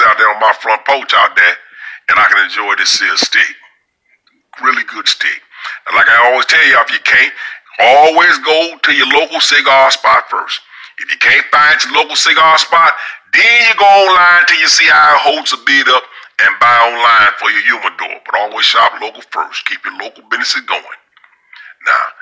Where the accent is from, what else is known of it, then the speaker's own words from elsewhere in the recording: Louisiana, United States; moved away; also born or lived in Michigan; the place where I grew up in Louisiana